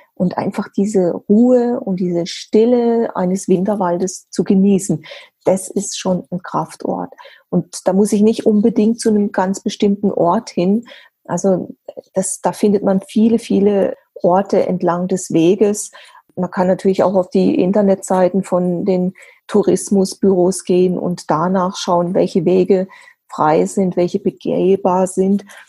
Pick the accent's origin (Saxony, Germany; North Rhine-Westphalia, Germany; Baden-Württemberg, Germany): Baden-Württemberg, Germany; Black Forest; bei uns im Schwarzwald